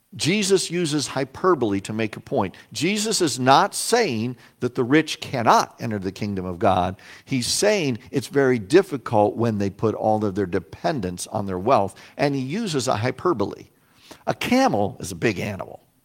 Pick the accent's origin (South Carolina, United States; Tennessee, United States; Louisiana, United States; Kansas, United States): Kansas, United States; Salina; moved away; also born or lived in Plano, Illinois; my hometown of Salina, Kansas.